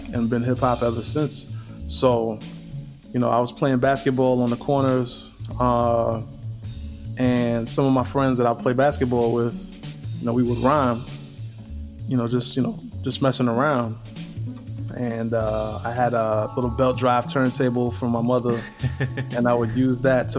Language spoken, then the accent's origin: English; New York City, New York, United States; I grew up in Spanish Harlem, New York, which is, you know, the Upper East Side of Manhattan